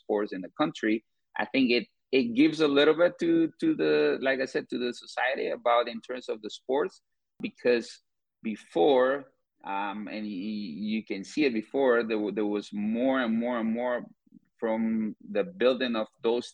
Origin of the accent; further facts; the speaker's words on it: Guatemala; moved away as an adult; now in St. Louis, United States; I'm originally from Guatemala, but I've been living in the U.S. for 10 years.